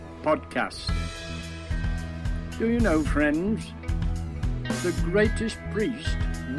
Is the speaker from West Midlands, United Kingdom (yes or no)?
yes; West Midlands, United Kingdom; from England.